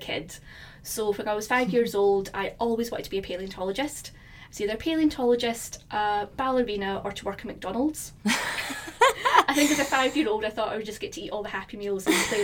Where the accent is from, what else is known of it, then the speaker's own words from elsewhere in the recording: Fife, Scotland, United Kingdom; now in London, United Kingdom; I'm from Fife in Scotland